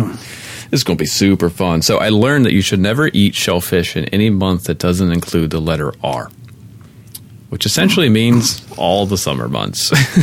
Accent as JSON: {"language": "English", "region": "Maryland", "country": "United States", "said": "I've eaten blue crabs my whole life. I'm from Maryland."}